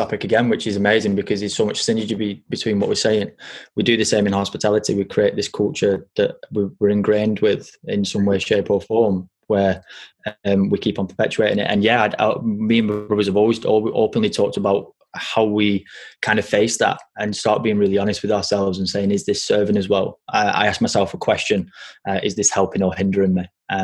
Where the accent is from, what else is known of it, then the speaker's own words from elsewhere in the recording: France; born there; I was born in France.